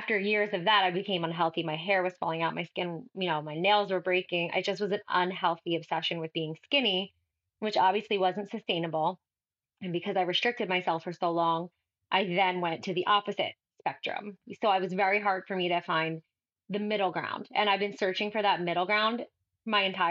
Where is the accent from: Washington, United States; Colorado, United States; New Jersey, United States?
New Jersey, United States; I'm from New Jersey